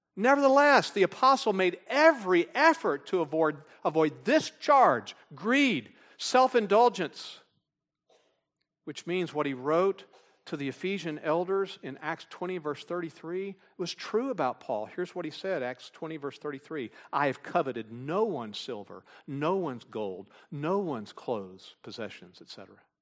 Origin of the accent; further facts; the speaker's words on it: Texas, United States; I'm from Texas